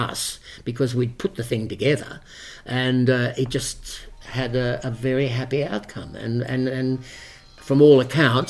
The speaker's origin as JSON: {"language": "English", "town": "Parramatta", "region": "New South Wales", "country": "Australia", "tie": "born or raised there", "also_born_or_lived": "Bankstown", "said": "I was born in Parramatta"}